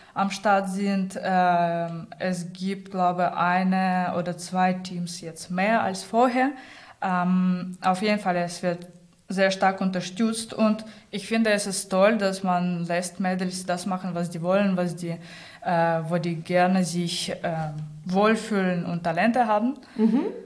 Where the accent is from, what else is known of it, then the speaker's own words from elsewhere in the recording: Saint Petersburg, Russia; German is a second language; moved away as an adult; also born or lived in Rostock, Germany; now in Hamburg, Germany; ich komme aus St. Petersburg, bin mit 18 nach Deutschland.